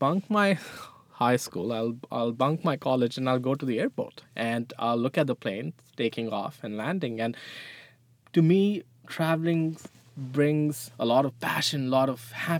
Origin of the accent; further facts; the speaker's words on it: New Delhi, Delhi, India; now in Halifax, Canada; So, well, right now I live in Halifax. {S0} Yeah. {S1} But I moved from New Delhi, India 10 years ago.